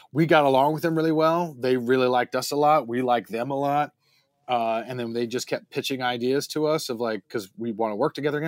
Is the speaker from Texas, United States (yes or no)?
no; High Point, North Carolina, United States; moved away as an adult; also born or lived in Greensboro, North Carolina / Winston-Salem, North Carolina; now in Los Angeles, United States; I was raised in High Point, North Carolina, and I went to, I went to college in Winston-Salem, North Carolina.